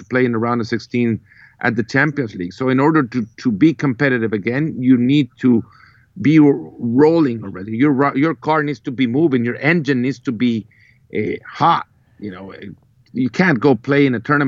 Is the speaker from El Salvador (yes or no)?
yes; El Salvador; I come from El Salvador